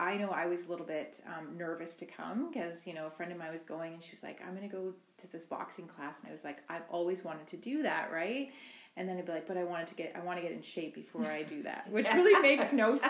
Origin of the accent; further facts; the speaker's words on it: Rocky Bay First Nation, Ontario, Canada; now in Thunder Bay, Canada; I am an Anishinaabe woman from Rocky Bay First Nation in Ontario, and I'm currently living in Thunder Bay.